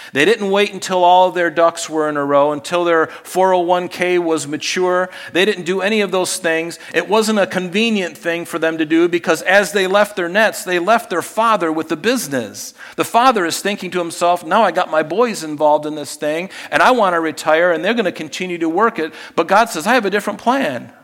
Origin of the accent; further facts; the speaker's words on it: Pine Island, southwest Florida, United States; as a young kid in growing up on Pine Island in southwest Florida